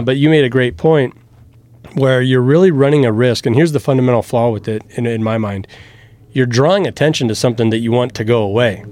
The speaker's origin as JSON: {"language": "English", "town": "Lynch", "region": "Nebraska", "country": "United States", "tie": "born or raised there", "also_born_or_lived": "Omaha", "moved": "yes", "said": "my hometown, right, Lynch"}